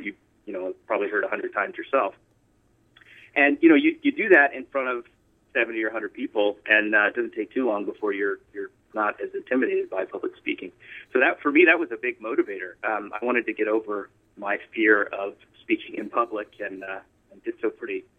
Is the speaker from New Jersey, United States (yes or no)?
no; Colorado, United States; moved away as an adult; also born or lived in Pensacola, Florida; so I was born in Pensacola, Florida, and kind of moved around the South a little bit, and then we kind of landed in Colorado. So I spent most of my years from, I guess, from 7 on.